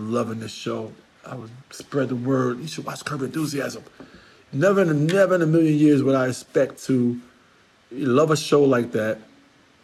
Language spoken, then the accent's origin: English; New York, United States; I'm a New Yorker